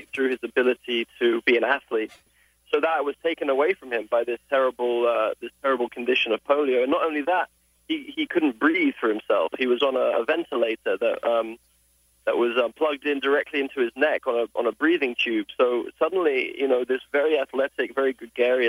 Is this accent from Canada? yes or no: no; England, United Kingdom; accent: British; also born or lived in Los Angeles, United States; I was born in Los Angeles. I was raised in England